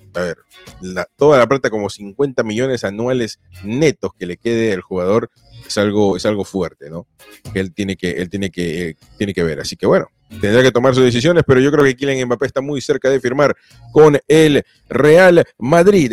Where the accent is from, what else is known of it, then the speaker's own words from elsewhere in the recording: Peru; yo soy peruano